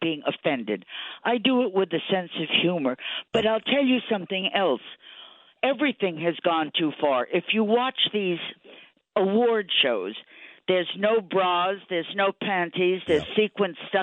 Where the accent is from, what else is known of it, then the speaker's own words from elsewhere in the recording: New York City, New York, United States; I was a New Yorker